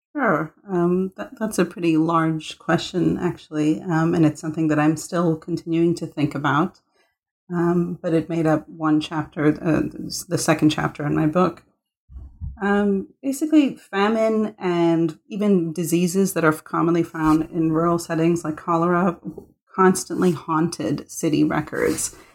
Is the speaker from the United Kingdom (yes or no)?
no; Mumbai, Maharashtra, India; I was born in Bombay